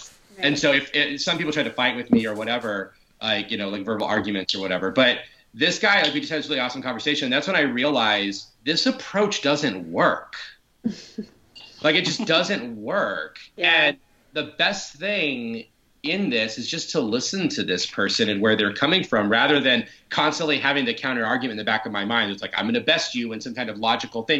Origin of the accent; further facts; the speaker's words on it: Orlando, Florida, United States; I grew up in Pine Hills. It was a neighborhood outside of Orlando